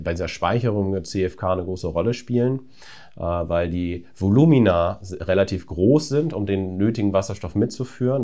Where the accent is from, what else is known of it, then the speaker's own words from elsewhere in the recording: Apensen, Lower Saxony, Germany; also born or lived in Braunschweig / Indiana, United States; ich bin aufgewachsen tatsächlich in Apensen bei Buxtehude